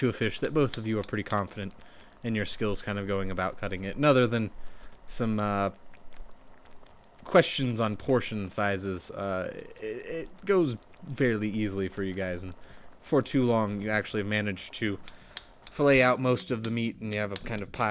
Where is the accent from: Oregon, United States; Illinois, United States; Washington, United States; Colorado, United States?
Colorado, United States; I'm from Colorado, probably statistically one of the safest places in the world from sharks